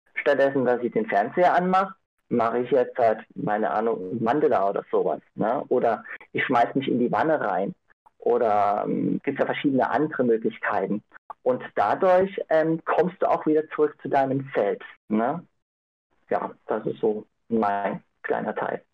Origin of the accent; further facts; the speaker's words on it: Innsbruck, Tyrol, Austria; also born or lived in Ireland; ich komme aus Innsbruck, habe vor fünf Jahren in Irland gelebt